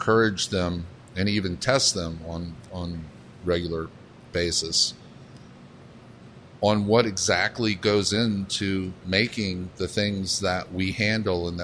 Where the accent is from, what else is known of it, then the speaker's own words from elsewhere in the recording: Savannah, Georgia, United States; moved away; I grew up down in Savannah, Georgia, with a mother who'd been raised in New Orleans and a father who was Lebanese.